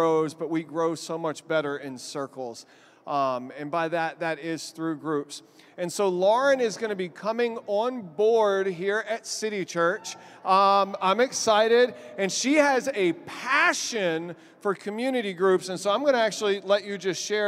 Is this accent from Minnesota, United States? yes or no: no; Texas, United States; now in Albany, United States; I'm from Texas